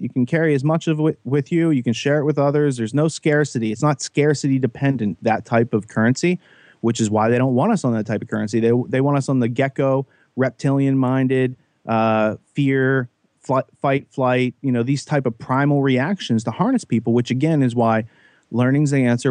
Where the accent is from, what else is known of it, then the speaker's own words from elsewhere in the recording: Western Pennsylvania, United States; I grew up in Western Pennsylvania, pretty naive.